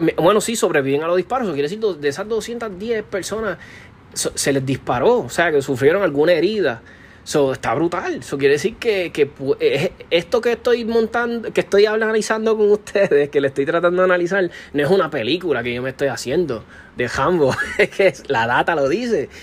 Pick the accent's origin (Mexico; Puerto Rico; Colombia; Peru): Puerto Rico